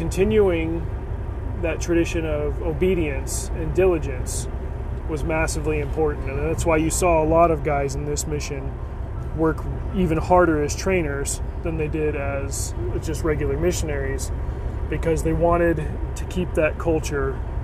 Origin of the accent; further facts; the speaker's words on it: United States; I'm American